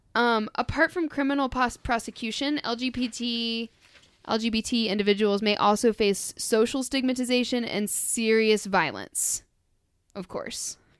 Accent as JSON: {"language": "English", "country": "United States", "tie": "born or raised there", "said": "I grew up in the American public school system"}